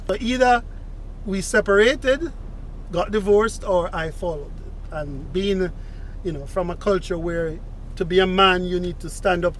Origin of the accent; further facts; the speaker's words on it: Jamaica; moved away as an adult; also born or lived in Leeds, England / Newcastle, England; now in Japan; I'm from Jamaica